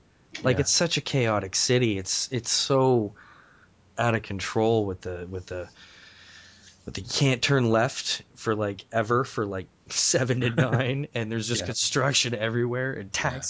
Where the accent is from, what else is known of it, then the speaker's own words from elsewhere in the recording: St. Catharines, Ontario, Canada; also born or lived in Clarkson, Mississauga; now in Mississauga, Canada; I grew up in St. Catharines. So I moved to Clarkson when I was like 9 or 10.